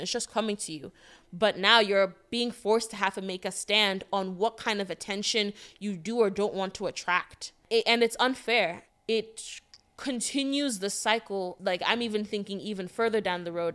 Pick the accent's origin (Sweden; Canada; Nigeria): Nigeria; moved away; also born or lived in Connecticut, United States; I'm an international black woman from tech that I'm from Nigeria